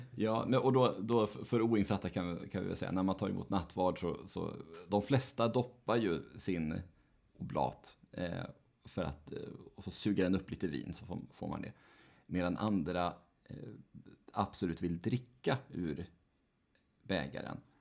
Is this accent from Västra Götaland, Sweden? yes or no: no; Nätra, Västernorrland County, Sweden; moved away; en präst i Nätra, där jag växte upp